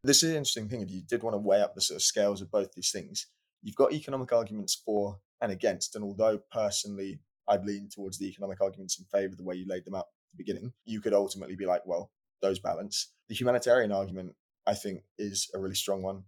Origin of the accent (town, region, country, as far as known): United Kingdom